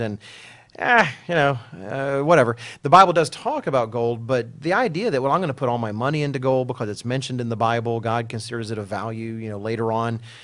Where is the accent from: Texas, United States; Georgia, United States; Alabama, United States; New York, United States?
Texas, United States; speaking as an American and a Texan